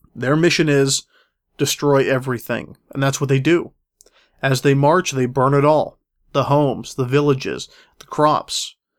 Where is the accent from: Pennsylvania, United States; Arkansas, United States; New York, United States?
Pennsylvania, United States; Pittsburgh; Pittsburgh, Pennsylvania, my hometown